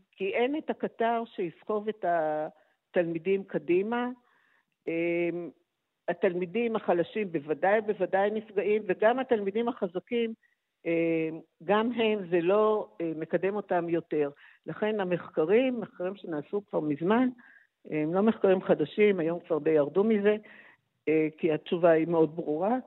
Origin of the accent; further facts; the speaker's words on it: Haifa, Haifa District, Israel; נולדתי בחיפה ולמדתי בבית ספר ריאלי